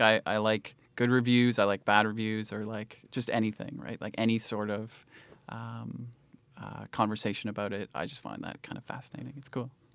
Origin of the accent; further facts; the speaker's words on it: Cambridge, Ontario, Canada; I grew up in Cambridge, Ontario, and it was pretty quiet there.